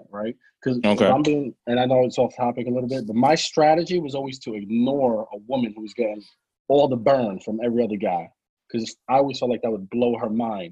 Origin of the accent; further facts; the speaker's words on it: New York City, New York, United States; I'm from the Bronx